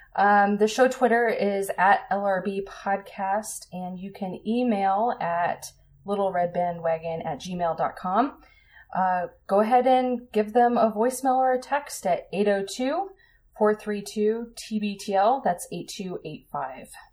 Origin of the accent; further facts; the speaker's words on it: Colorado, United States; I grew up in Colorado